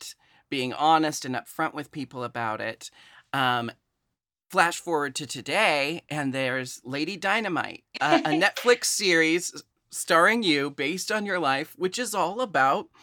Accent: Portland, Oregon, United States; moved away; I grew up in Portland, Oregon. I live there again now.

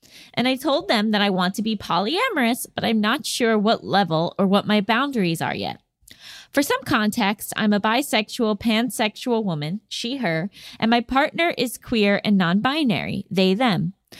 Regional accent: Virginia, United States; Hey, Gabby and Allison. … from Virginia.

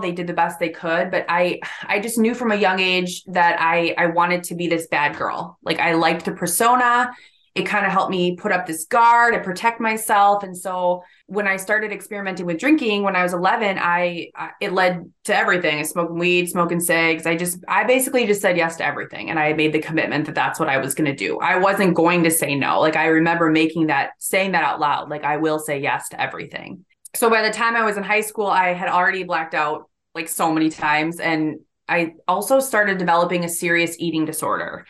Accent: Hudson, Wisconsin, United States; I was born and raised in a, a small town called Hudson, Wisconsin, which is about fifteen miles or so east of Saint Paul, Minnesota

